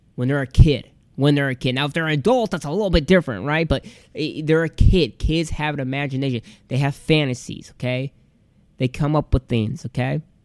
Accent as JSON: {"language": "English", "region": "Michigan", "country": "United States", "tie": "born or raised there", "said": "we lived in this little town in Michigan"}